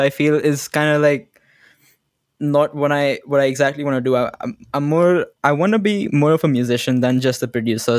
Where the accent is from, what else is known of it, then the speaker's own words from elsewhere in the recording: Gurgaon, Haryana, India; I'm from India, Gurgaon